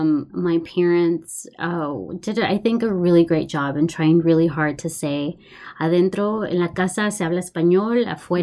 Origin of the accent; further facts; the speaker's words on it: Houston, Texas, United States; So I was born and raised in Houston. So I actually grew up in the East End. Where my shop is currently located.